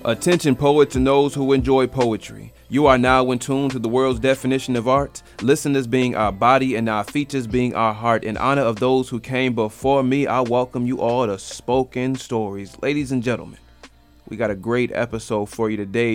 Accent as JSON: {"language": "English", "town": "Grand Rapids", "region": "Michigan", "country": "United States", "tie": "born or raised there", "moved": "as an adult", "lives_now": "North Carolina, United States", "said": "we're both from Grand Rapids"}